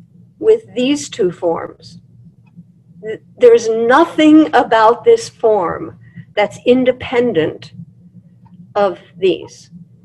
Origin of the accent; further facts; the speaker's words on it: Russia; I'm Jewish, I'm from Russia, my grandparents are from Russia, from Austria, they lived in these parts